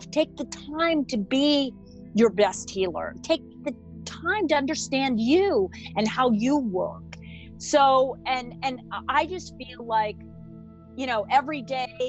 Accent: Sun Valley, Idaho, United States; I grew up in Sun Valley, Idaho

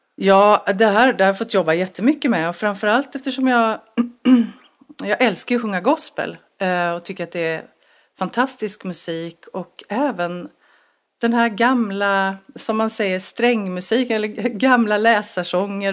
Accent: Ljungskile, Västra Götaland, Sweden; moved away; i Ljungskile, Lyckorna där, där jag växte upp

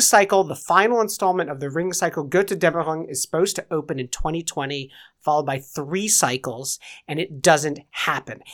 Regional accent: England, United Kingdom; I'm English.

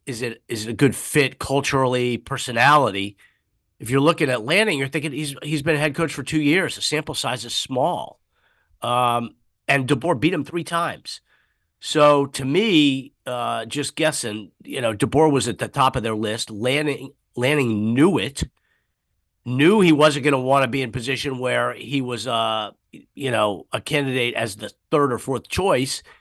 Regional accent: Washington, District of Columbia, United States; now in San Jose, United States; I grew up in the snow back before global warming when it used to snow in Washington, D C

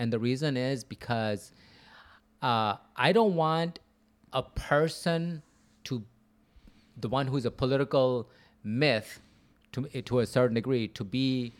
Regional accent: Wheeling, Illinois, United States; also born or lived in Buffalo Grove; I grew up in around Wheeling.

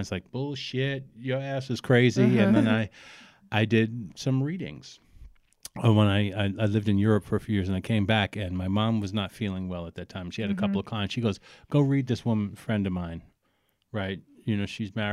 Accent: New York City, New York, United States; born or raised there; also born or lived in Alphabet City, Lower East Side, New York / Brooklyn

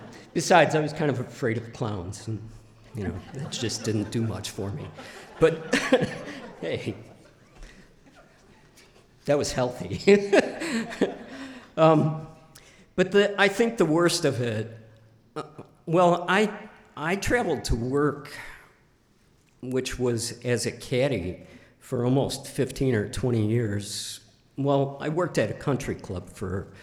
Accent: Northlake, Illinois, United States; moved away as an adult; now in Idaho, United States; I grew up in Chicago, suburbs, in a town called North Lake

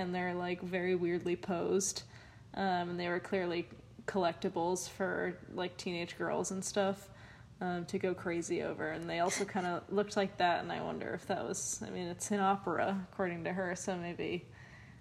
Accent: Concord, Massachusetts, United States; moved away; also born or lived in England; when I lived in England, I'd always be like, I'm from Concord, Massachusetts

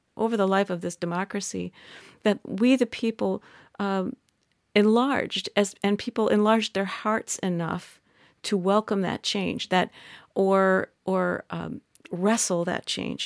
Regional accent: Midwest, United States; I'm from the Midwest

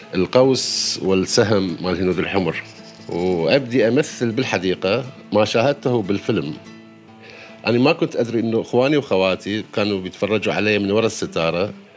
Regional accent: Baghdad, Baghdad Governorate, Iraq; ولدت أنا في بغداد في 12 6 عام 1969

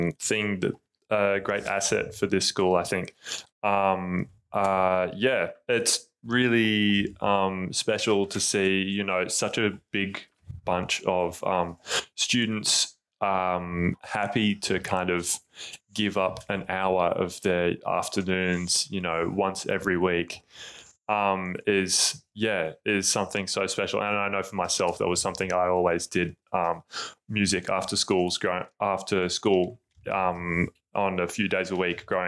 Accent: Tasmania, Australia; now in Melbourne, Australia; I'm originally from Tasmania

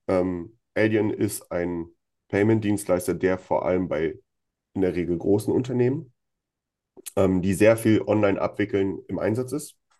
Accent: Germany; bei uns in Deutschland

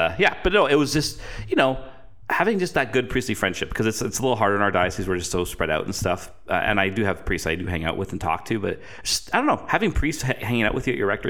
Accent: Canada; because you probably get asked this a lot as a Canadian. Oh, you're from Canada.

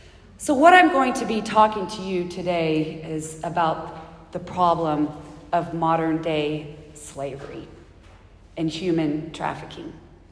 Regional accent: the South, United States; I'm from the South. I've never even heard of bagpipes.

